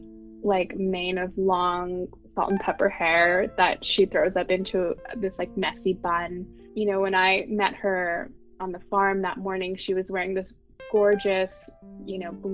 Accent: Bay Area, California, United States; moved away; I'm a second generation ABC or American born Chinese who was born and raised in the Bay Area

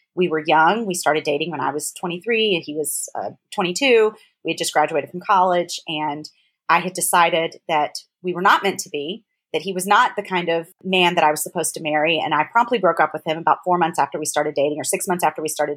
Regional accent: Memphis, Tennessee, United States; moved away as an adult; now in New York City, United States; I grew up in Memphis, Tennessee, in a pretty conservative, you know, very Christian home

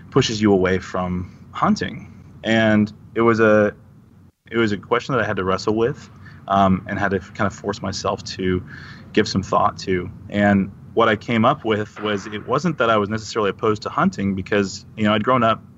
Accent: Texas, United States; I grew up in Texas

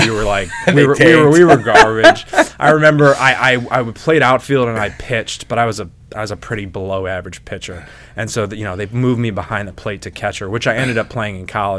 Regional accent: Lyndhurst, Tennessee, United States; Yeah, since we grew up in Lyndhurst, man. Yeah. Lyndhurst Dad's Club.

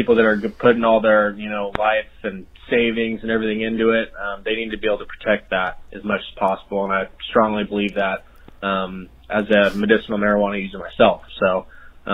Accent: Central Valley of California, United States; I'm from the Central Valley of California.

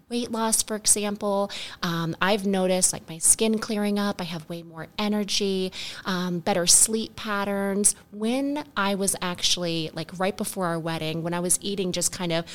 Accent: Florida, United States; We grew up here in the South, here in Florida

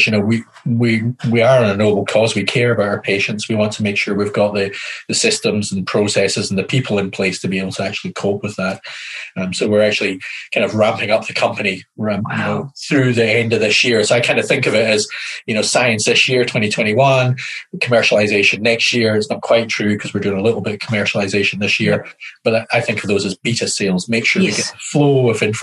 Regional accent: Highlands of Scotland, United Kingdom; accent: Scottish; moved away as an adult; now in New Zealand; I was brought up in the Highlands of Scotland

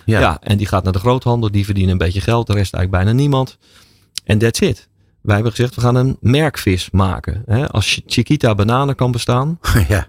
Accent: Rotterdam, South Holland, Netherlands; Ik ben ooit in Rotterdam geboren.

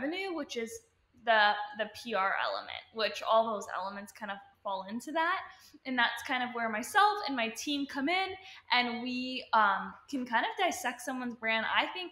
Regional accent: Toronto, Ontario, Canada; moved away as an adult; now in Los Angeles, United States; I am from Canada, Toronto, Ontario

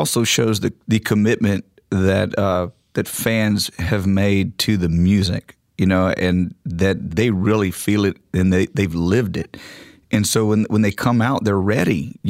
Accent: Texas, United States; now in Nashville, United States; I grew up in Texas. I'm a Texan, and we have a home there.

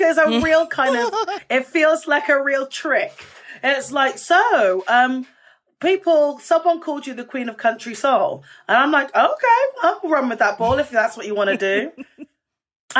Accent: United Kingdom; moved away as an adult; now in United States; as a Brit

